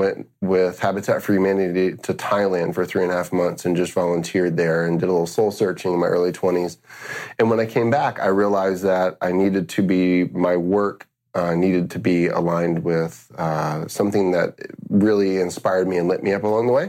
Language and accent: English; Atlanta, Georgia, United States; I'm originally from Atlanta, Georgia